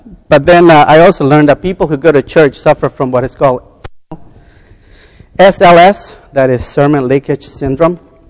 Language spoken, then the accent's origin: English; the South, United States; born there; Most of you know that I was born in the South. And very poor back in the South.